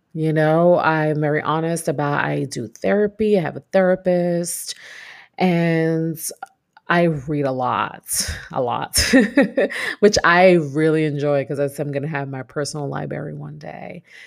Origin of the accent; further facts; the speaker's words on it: New York City, New York, United States; moved away as an adult; now in Texas, United States; I'm that Brooklyn girl.